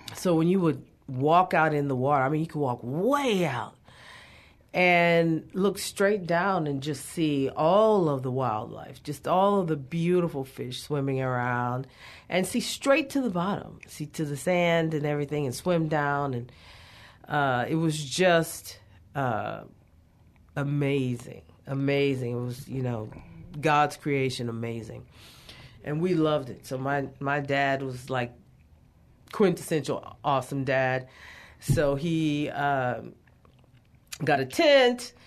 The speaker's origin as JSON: {"language": "English", "town": "Beaumont", "region": "Texas", "country": "United States", "tie": "born or raised there", "said": "I grew up in Southeast Texas, super awesome place."}